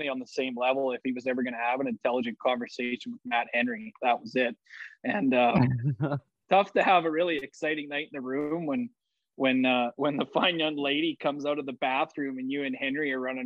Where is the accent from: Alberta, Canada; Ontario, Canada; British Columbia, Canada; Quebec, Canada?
Alberta, Canada; High River; It's my hometown show